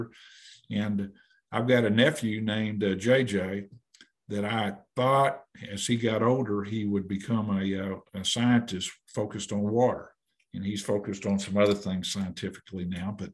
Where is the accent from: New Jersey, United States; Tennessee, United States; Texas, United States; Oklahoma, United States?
Oklahoma, United States; Muskogee; Growing up in Muskogee